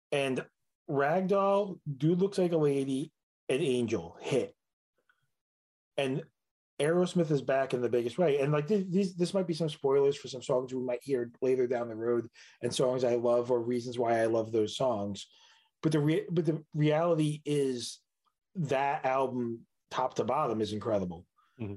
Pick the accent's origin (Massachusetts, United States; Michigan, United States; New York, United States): New York, United States; New York City; I was born in Queens